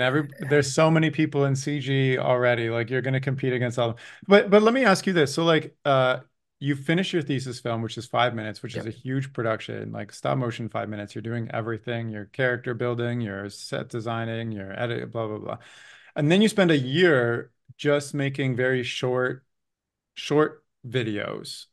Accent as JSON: {"language": "English", "country": "Canada", "tie": "born or raised there", "said": "growing up in Canada"}